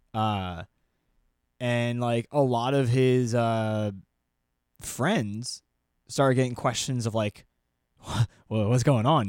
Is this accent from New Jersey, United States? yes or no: yes; New Jersey, United States; I'm from New Jersey